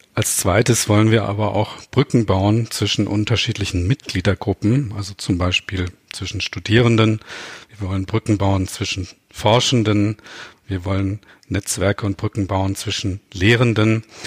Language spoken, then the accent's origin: German; Baden-Württemberg, Germany; first language Baden dialect (Alemannic/Badisch); Meine erste Fremdsprache war wahrscheinlich Hochdeutsch, denn ich bin in Baden geboren